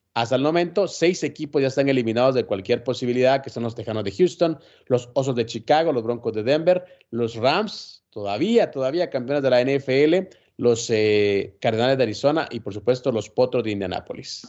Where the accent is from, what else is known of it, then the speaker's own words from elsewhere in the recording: Guatemala; en mi país